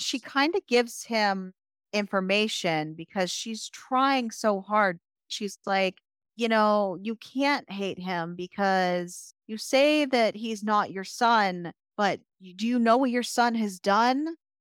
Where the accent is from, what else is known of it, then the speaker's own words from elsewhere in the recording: United States; as an American